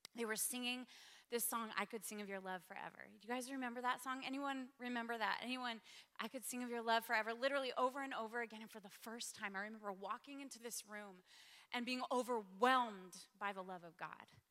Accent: Spokane, Washington, United States; moved away as an adult; also born or lived in Sydney, Australia; I grew up in Spokane, Washington. Gave my life to Jesus at 19, moved to Sydney, Australia

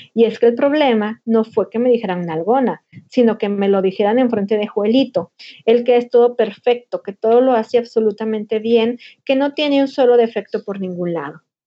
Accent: Linares, Nuevo León, Mexico; now in Monterrey, Mexico; cuando era niña y vivía en Linares

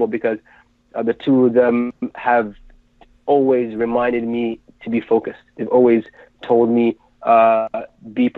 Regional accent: Ottawa, Ontario, Canada; I was born in Ottawa, in Canada

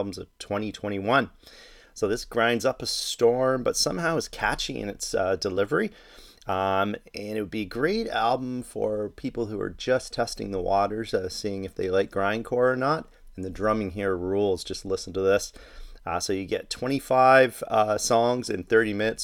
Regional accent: Toronto, Ontario, Canada; Off to my hometown of Toronto

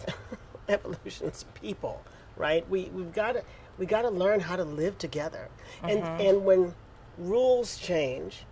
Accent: Houston, Texas, United States; I'm from Houston, Texas

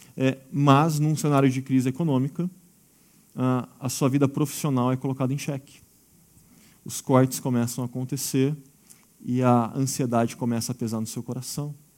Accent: Brazil; nós somos brasileiros e fé não é o problema

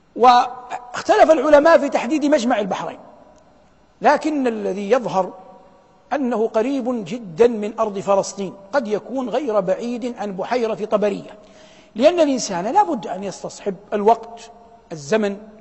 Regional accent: Saudi Arabia; بلادنا المملكة العربية السعودية

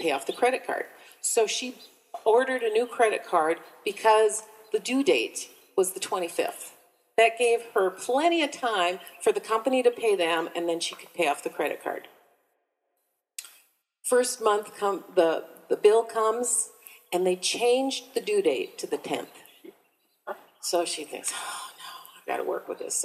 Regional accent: Minnesota, United States; I grew up in Minnesota

